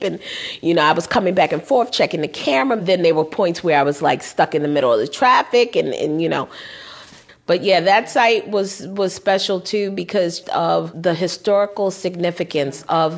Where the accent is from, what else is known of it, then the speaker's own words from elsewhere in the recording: New York, United States; My parents are Southern, but I was born here in New York